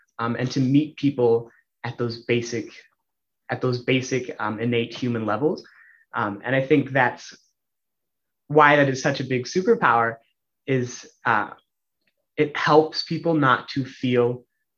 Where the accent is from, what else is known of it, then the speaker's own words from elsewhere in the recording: Mound, Minnesota, United States; also born or lived in Austin, Minnesota; I grew up in Mound for most of my life. Before that, I grew up in Austin, Minnesota, Spam Town, USA, I suppose. Went to school at Mound Wasatonka High School